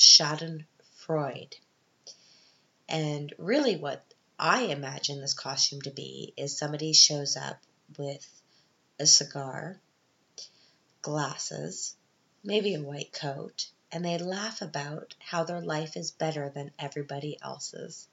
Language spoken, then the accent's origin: English; Canada; now in Vienna, Austria; I'm Canadian